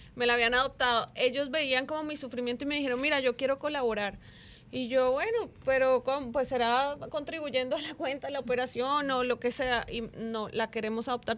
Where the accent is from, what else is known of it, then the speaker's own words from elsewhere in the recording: Colombia; moved away as an adult; now in Dominican Republic; yo soy de Colombia, yo amo este país